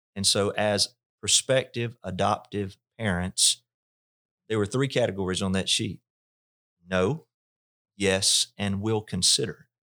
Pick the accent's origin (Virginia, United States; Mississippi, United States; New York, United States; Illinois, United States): Mississippi, United States; North; I was raised in North Mississippi